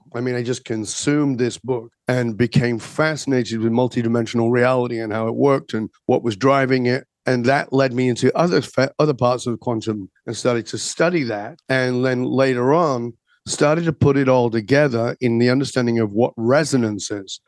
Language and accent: English; the north of England, United Kingdom; I was born in Northern England and very working class, industrial kind of place